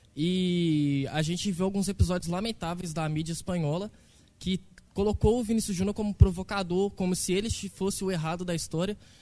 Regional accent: Brazil; nós somos brasileiros

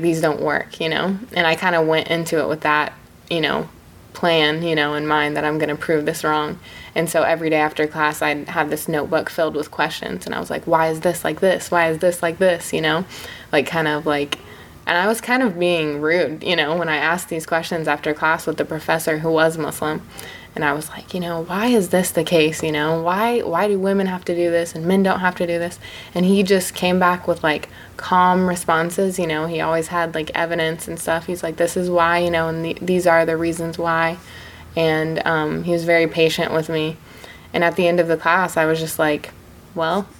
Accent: Marion, Indiana, United States; also born or lived in Bloomington, Indiana; born and raised in Marion, Indiana, and then I came to Bloomington for undergrad

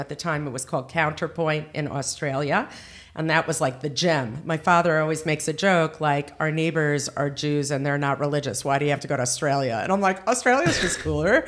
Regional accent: Teaneck, New Jersey, United States; also born or lived in Boca Raton, Florida; now in Ramat Beit Shemesh, Israel; I am from Teaneck, New Jersey

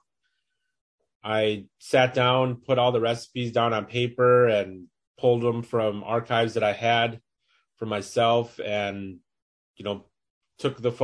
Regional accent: Minneapolis, Minnesota, United States; I live in Minneapolis, Minnesota, born and raised here

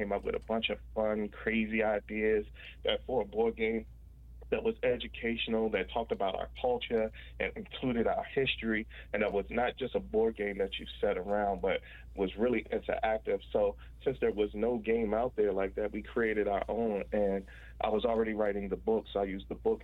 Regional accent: Washington, District of Columbia, United States; I was born and raised in Washington, D.C.

